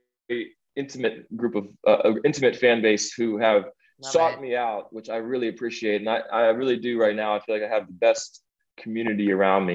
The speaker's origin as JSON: {"language": "English", "town": "Washington", "region": "District of Columbia", "country": "United States", "tie": "born or raised there"}